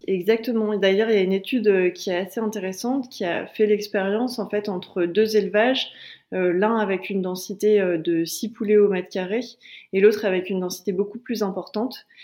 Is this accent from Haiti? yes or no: no; Calais, Hauts-de-France, France; je viens de Calais